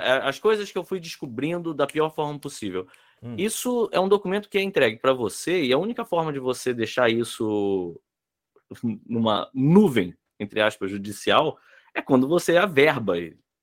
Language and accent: Portuguese; Brasília, Federal District, Brazil; eu sou de Brasília, então o meu, é, O meu cartório onde eu tô registrado é lá.